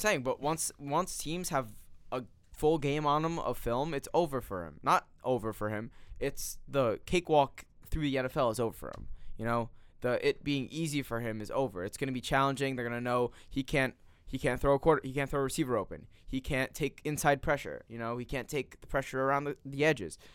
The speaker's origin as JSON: {"language": "English", "region": "New Jersey", "country": "United States", "said": "I'm from New Jersey"}